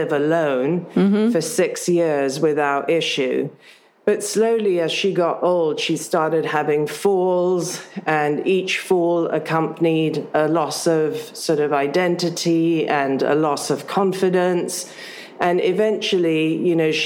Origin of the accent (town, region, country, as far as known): United Kingdom; born or raised there; also born or lived in Africa